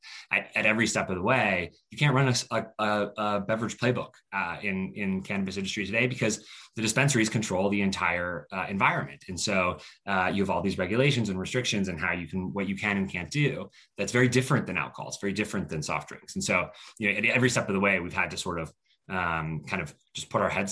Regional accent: Colorado, United States; moved away; also born or lived in Stanford, California; I grew up in Colorado

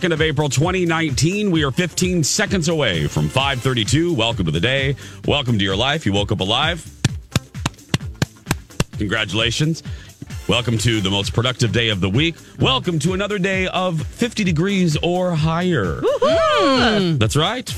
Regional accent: Indiana, United States; moved away; My home state

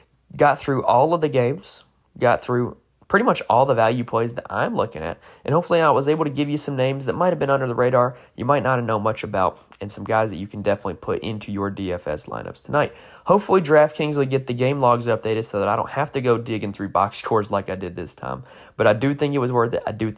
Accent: North Carolina, United States; I'm from North Carolina

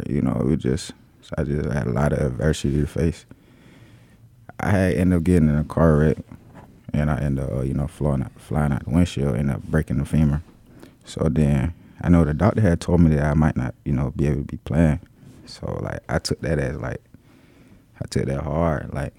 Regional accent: Waynesboro, Georgia, United States; So I'm originally from Waynesboro, Georgia, like Burke County.

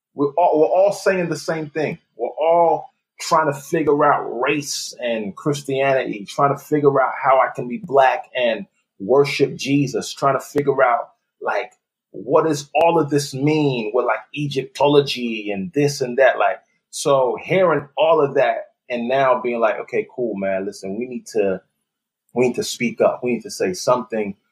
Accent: London, United Kingdom; moved away as an adult; also born or lived in Nigeria; now in Texas, United States; I was born in Nigeria. I lived there till I was nine years old. So I'm soaking that up. Then I moved to, to London, England when I was nine. Uh, lived there for the majority of my childhood and, and adult life.

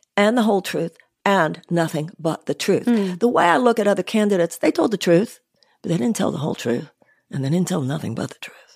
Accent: Houston, Texas, United States; I grew up in Houston, Texas, upper middle class home.

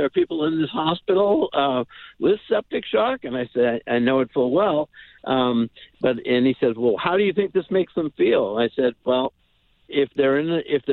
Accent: Barnstable, Massachusetts, United States; I grew up mostly on Cape Cod in Barnstable Village

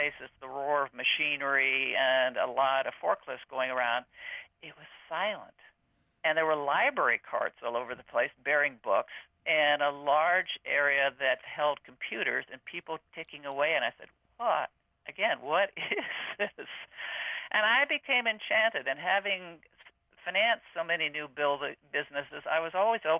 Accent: Colorado Springs, Colorado, United States; I grew up in Colorado Springs when it was a boom town

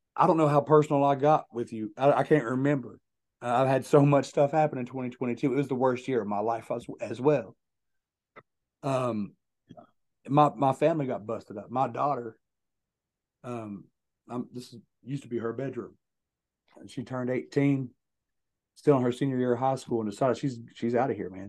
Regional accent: Logan, West Virginia, United States; my hometown of Logan, West Virginia

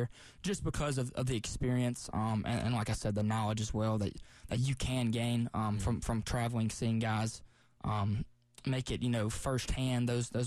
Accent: Tuscaloosa, Alabama, United States; now in Columbia, United States; I grew up in Tuscaloosa

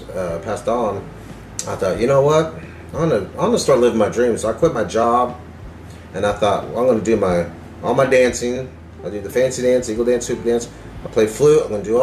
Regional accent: Tulsa, Oklahoma, United States; also born or lived in Antlers, Oklahoma / Pennsylvania / Corpus Christi, Texas / Lawrence, Kansas; Well, I'm Choctaw, and my family's from Antlers, but my mom moved up here to Tulsa when I was 5

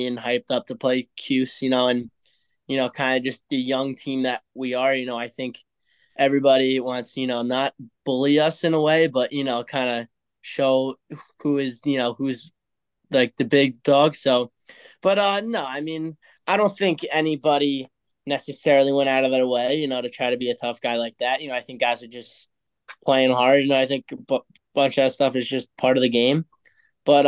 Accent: United States; as an American

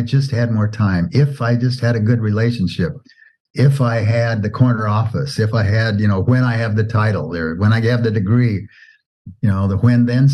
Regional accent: Oregon, United States; as a kid, I grew up in Oregon and was in Boy Scouts.

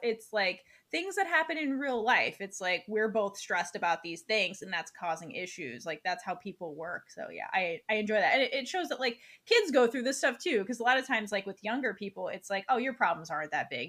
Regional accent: United States; we grew up in America

